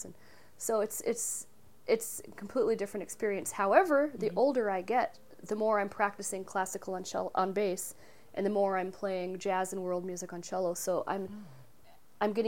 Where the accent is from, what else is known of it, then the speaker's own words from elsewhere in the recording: Salem, Oregon, United States; moved away as an adult; also born or lived in Ohio / Portland, Oregon / Montreal, Canada; now in New York, United States; originally from Salem, born and raised